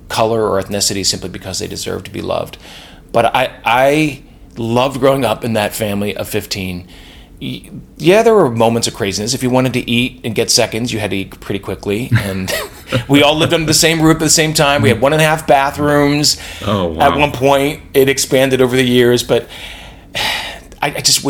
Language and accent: English; Lancaster County, Pennsylvania, United States; I grew up in Lancaster County, Pennsylvania